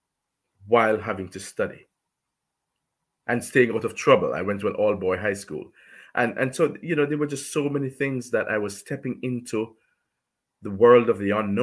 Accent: Jamaica; I'm from Jamaica.

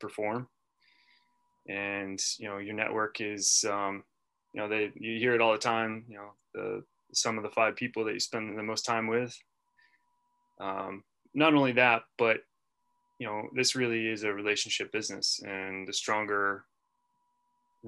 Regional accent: Portland, Maine, United States; also born or lived in Fayetteville, North Carolina; now in Manchester, United States; the Portland, Maine area where I grew up

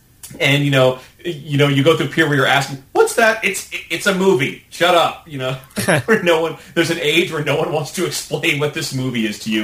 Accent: Norfolk, Virginia, United States; But I grew up in Norfolk, Virginia.

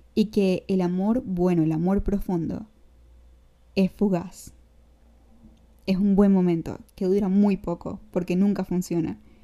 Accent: San Cristóbal, Táchira, Venezuela; accent: gocho; se me salió el acento gocho. Eh, yo soy de San Cristóbal, ¿ok? Para los que no saben, yo soy gocha de Venezuela

